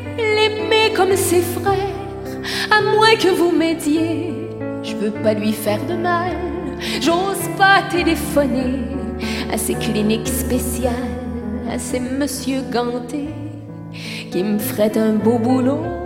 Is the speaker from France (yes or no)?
yes; France; je suis française, certes, mais je suis aussi européenne.